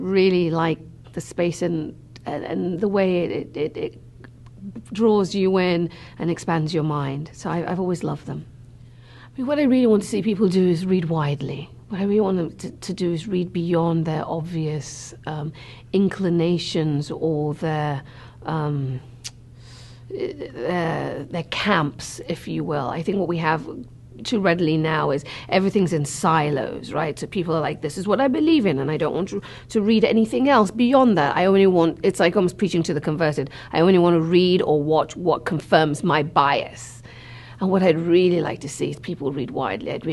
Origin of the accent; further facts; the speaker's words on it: Sierra Leone; moved away; also born or lived in Cambridge; Growing up in Sierra Leone, there was a public library there